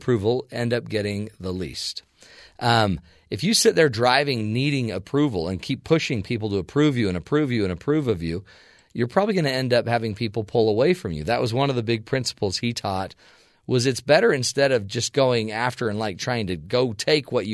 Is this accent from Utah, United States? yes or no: yes; Utah, United States; I'm from Utah, kind of Midwest values guy.